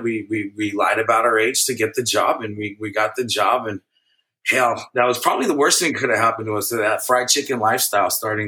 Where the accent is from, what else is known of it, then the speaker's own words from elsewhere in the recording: San Mateo, California, United States; also born or lived in Oakland, California; San Mateo, California, born out of Mills Memorial Hospital.